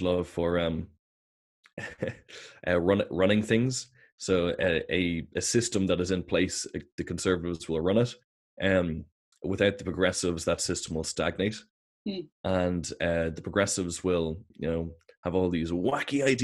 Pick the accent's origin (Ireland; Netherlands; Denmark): Ireland; we're Irish, we're European, we're Westerners